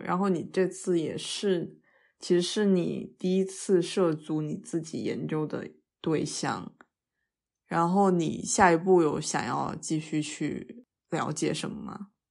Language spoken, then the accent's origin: Chinese; China; 咱们内地的朝鲜餐厅也不吃狗肉啊。